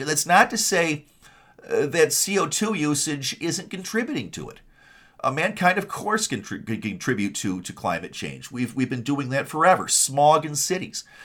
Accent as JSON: {"language": "English", "town": "Kalamazoo", "region": "Michigan", "country": "United States", "tie": "born or raised there", "also_born_or_lived": "Detroit area, Michigan", "said": "I grew up in Kalamazoo, Michigan."}